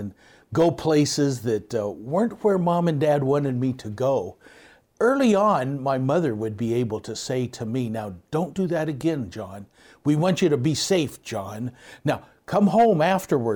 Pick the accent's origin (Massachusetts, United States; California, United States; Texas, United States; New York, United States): California, United States; Southern; I'm from Southern California area.